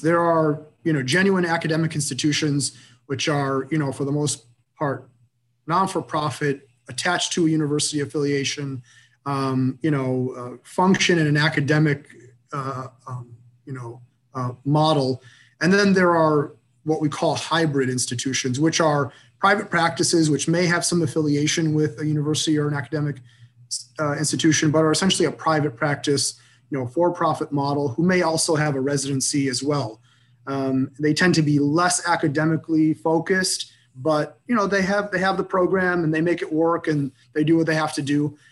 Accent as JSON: {"language": "English", "region": "Michigan", "country": "United States", "tie": "born or raised there", "also_born_or_lived": "Boston", "moved": "as an adult", "said": "kind of rooted person in, in my hometown. I, I have a very close knit family. You know, 70 first cousins very, very close knit group of people. And I knew without a doubt that I wanted to be in Michigan"}